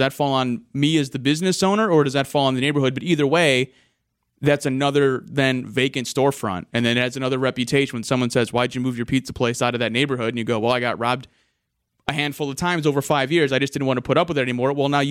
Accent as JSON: {"language": "English", "town": "St. Louis", "region": "Missouri", "country": "United States", "tie": "born or raised there", "said": "I grew up in North County in St. Louis. Not awesome place to live."}